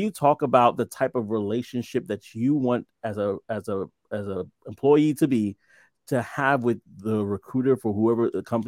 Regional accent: New York City, New York, United States; now in New Jersey, United States; I'm originally from, and I got, you know, we always say like this, I'm from Brooklyn, New York. We act like it's a whole different country, but I'm originally from Brooklyn.

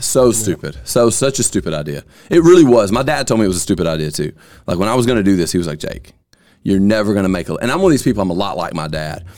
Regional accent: Vernon, Alabama, United States; I'm from Lamar County, which I'm from Vernon, and I moved here

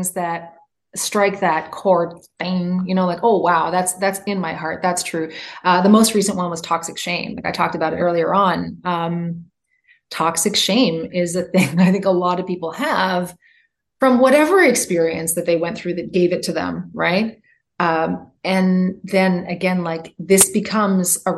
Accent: Canada; now in United States; I'm Canadian. I come from a place where it's possible to go to the doctor no matter whether or not you have a job

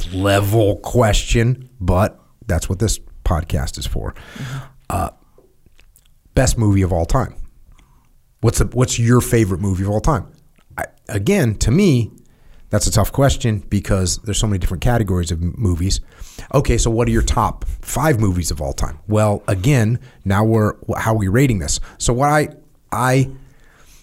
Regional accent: New England, United States; I'm from New England

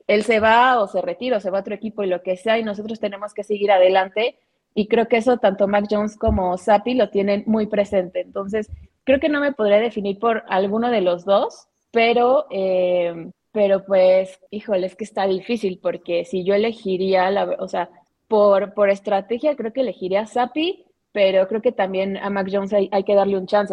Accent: Mexico

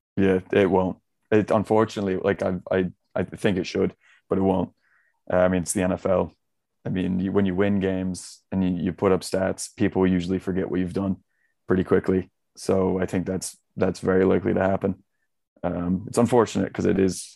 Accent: near Buffalo, New York, United States; now in Ireland; I was grew up very close to the Buffalo Bills, so everyone in my area is big Bills fans

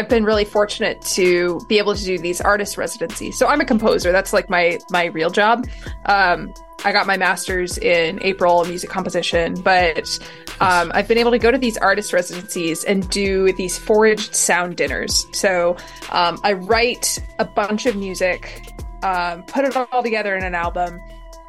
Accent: Northeastern Pennsylvania, United States; I grew up in Pennsylvania

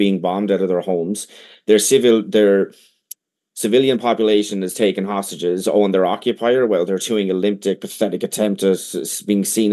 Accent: Ireland; first language English

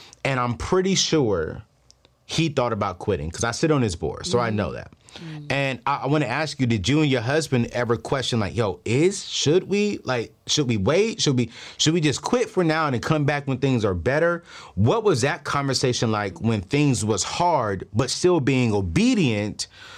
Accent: Oceanside, California, United States; also born or lived in Los Angeles / San Diego; Oceanside is home. L.A. is home. San Diego is home. My family technically lives in Oceanside because my father was stationed at Camp Pendleton.

